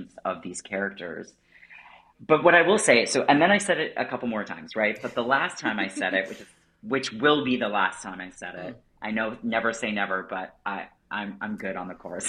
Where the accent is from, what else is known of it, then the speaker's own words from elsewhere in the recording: Portsmouth, New Hampshire, United States; also born or lived in London; now in New York City, United States; called Seacoast Repertory Theater, which is in my hometown of Portsmouth, New Hampshire